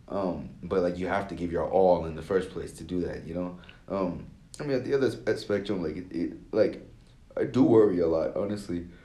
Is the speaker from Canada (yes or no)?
no; Nigeria; a lot of like african americans are very supportive of uh me as a Nigerian, you know.